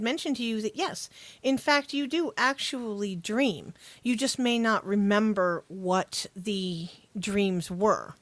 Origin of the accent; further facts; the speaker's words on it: United States; accent: Yankee; It's my Yankee